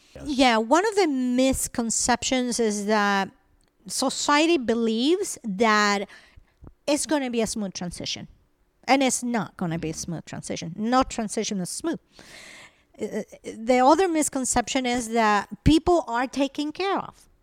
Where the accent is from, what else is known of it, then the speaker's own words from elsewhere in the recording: Venezuela; English is a second language; moved away as an adult; also born or lived in Colombia; now in United States; I was born in Colombia, I grew up in Venezuela.